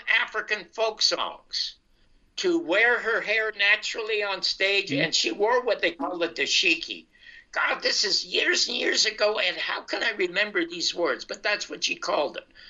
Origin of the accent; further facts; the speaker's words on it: Canada; moved away as an adult; now in United States; I'm from Canada, and I've come to the United States.